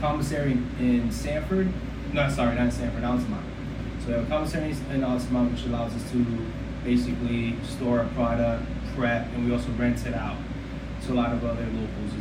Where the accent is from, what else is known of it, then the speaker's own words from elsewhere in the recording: Puerto Rico; moved away; I grew up in Puerto Rico, so a lot of my skills came from grandma